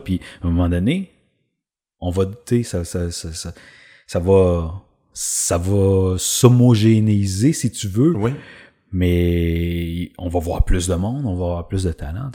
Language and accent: French; Drummondville, Quebec, Canada; j'ai grandi à Drummondville